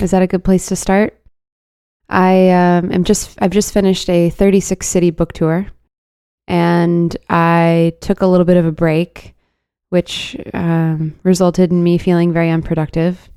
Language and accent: English; Dallas, Texas, United States; I'm from Dallas, and, like, being in Texas